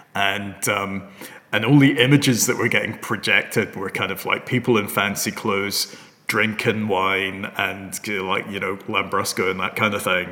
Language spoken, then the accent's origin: English; Hong Kong; moved away; I come from Hong Kong originally